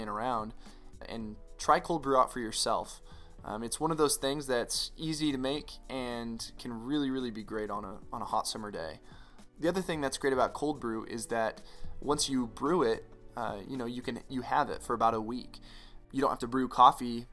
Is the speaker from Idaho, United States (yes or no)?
yes; Boise, Idaho, United States; now in El Paso, United States; My hometown of Boise, Idaho